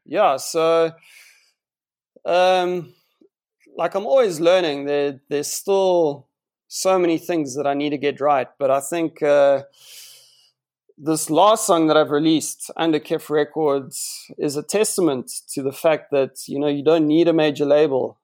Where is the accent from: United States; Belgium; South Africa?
South Africa; Johannesburg, Gauteng; moved away as an adult; now in Cape Town, South Africa; I grew up in Jo'burg for eighteen years